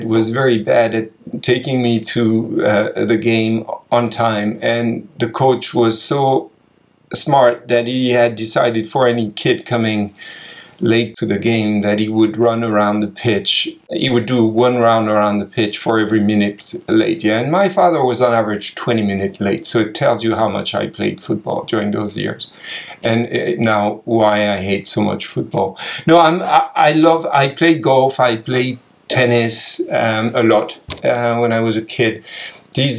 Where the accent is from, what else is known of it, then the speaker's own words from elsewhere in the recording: France; moved away; also born or lived in Asia; I'm French